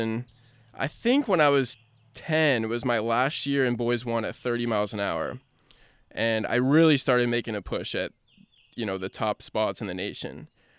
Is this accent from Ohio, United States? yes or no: yes; Cincinnati, Ohio, United States; growing up in Cincinnati